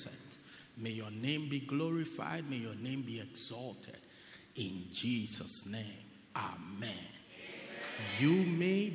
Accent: Pietermaritzburg, KwaZulu-Natal, South Africa; I'm from Pietermaritzburg

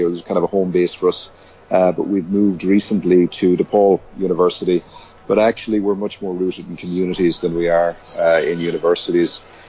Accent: Limerick, Munster, Ireland; I was um, born in Limerick, which is in the west of Ireland, and raised there. Um, so I'm Irish

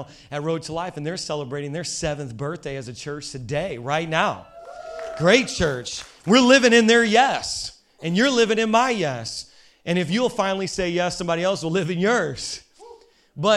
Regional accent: Hammond, Indiana, United States; I was raised in Hammond, Indiana

